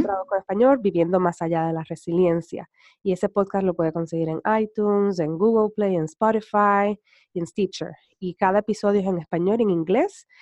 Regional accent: Puerto Rico

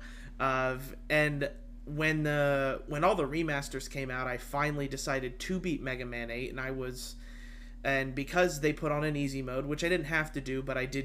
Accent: Costa Rica; I was born in Costa Rica

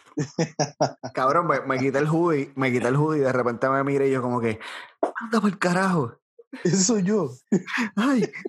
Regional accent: Bayamón, Puerto Rico; yo soy de Bayamón

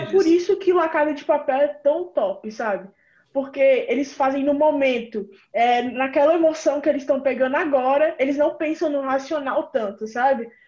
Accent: Brasília, Federal District, Brazil; eu sou de Brasília DF, a capital

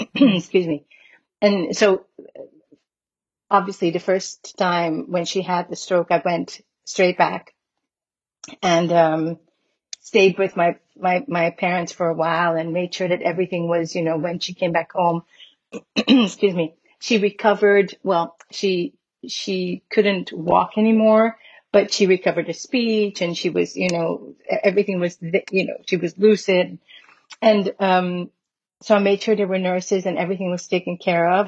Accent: Curaçao; I was born and raised in Curacao, which is the Dutch Caribbean island

